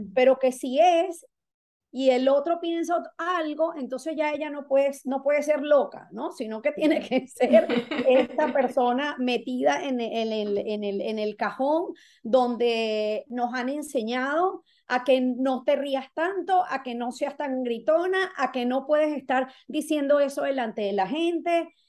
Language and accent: Spanish; Venezuela; now in Florida, United States; soy venezolana, resido en el estado de la Florida